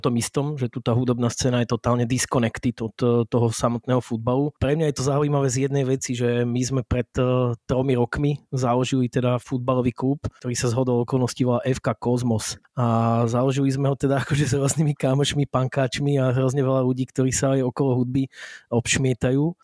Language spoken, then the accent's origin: Slovak; Bratislava, Bratislava Region, Slovakia; u nás v Bratislave